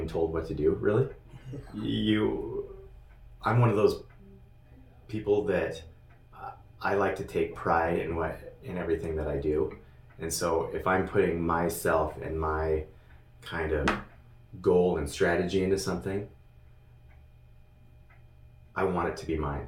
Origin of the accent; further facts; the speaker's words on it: Elk / Chattaroy, Washington, United States; moved away as an adult; now in Sandpoint, United States; I grew up in Elk Chatteroy, Washington. It's about 50 miles from here